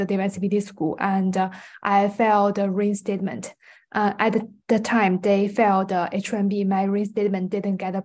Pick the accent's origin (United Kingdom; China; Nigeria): China; now in United States; my home country is China